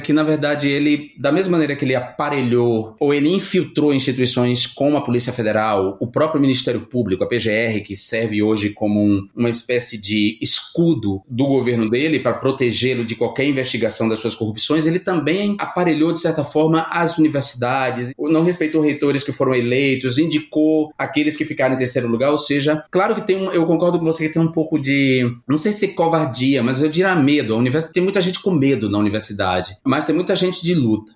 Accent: Brazil; moved away as an adult; now in Barcelona, Spain; ninguém me identifica como brasileiro de imediato

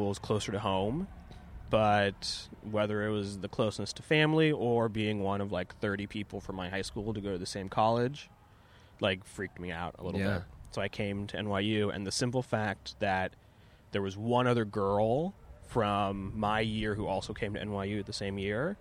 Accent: Castro Valley, California, United States; moved away as an adult; now in New York, United States; I grew up in Castro Valley, California, which is in the East Bay, maybe 45 minutes from San Francisco

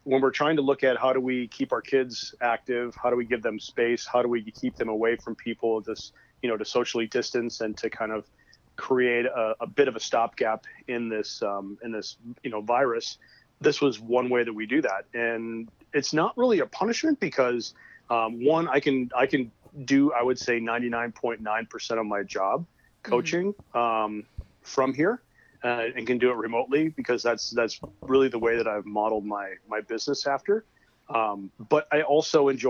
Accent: Minneapolis, Minnesota, United States; also born or lived in Grand Rapids, Minnesota; I am from Minneapolis, Minnesota

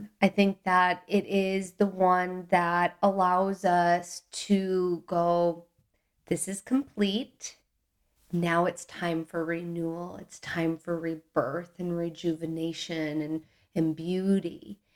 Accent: Milwaukee, Wisconsin, United States; I grew up in the Midwest in Milwaukee, Wisconsin

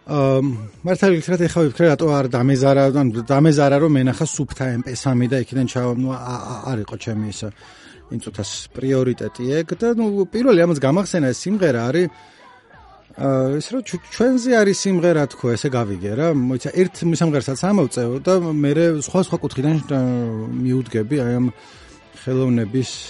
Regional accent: Georgia; ჩვენნაირებს, ანუ ქართველებს

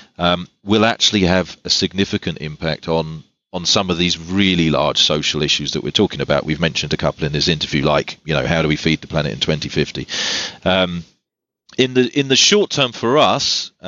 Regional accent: England, United Kingdom; I'm English

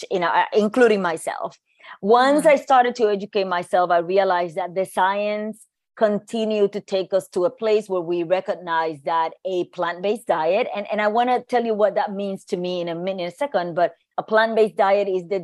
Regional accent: Puerto Rico; moved away as an adult; also born or lived in New York; I grew up in Puerto Rico, but I moved to New York to go to school

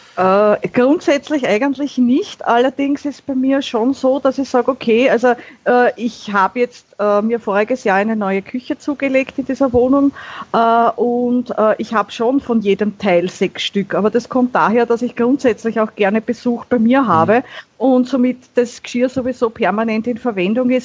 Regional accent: Vienna, Austria; Ich bin eine Wienerin

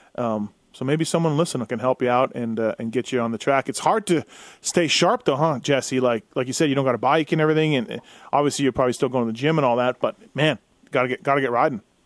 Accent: Manitoba, Canada; I'm from Manitoba and raced in District 23 a lot when I was growing up

